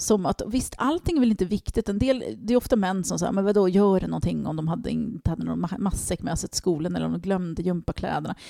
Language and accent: Swedish; Stockholm, Stockholm County, Sweden; jag växte upp i Tensta och det var ingen medelklass där